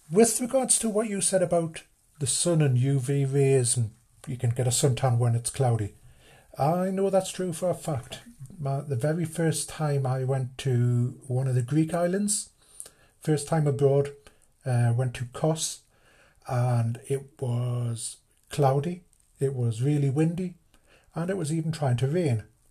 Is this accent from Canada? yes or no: no; United Kingdom; British, being British